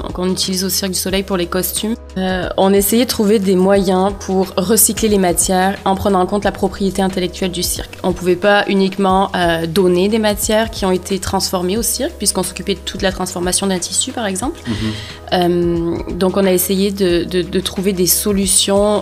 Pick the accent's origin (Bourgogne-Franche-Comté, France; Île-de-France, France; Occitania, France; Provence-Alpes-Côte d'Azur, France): Provence-Alpes-Côte d'Azur, France; moved away as an adult; now in Montreal, Canada; j'ai grandi dans un tout petit village en Provence